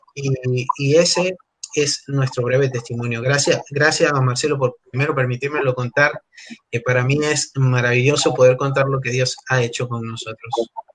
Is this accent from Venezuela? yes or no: yes; Venezuela; moved away as an adult; also born or lived in Argentina; now in Buenos Aires, Argentina; soy venezolano, tengo ocho años acá en la Argentina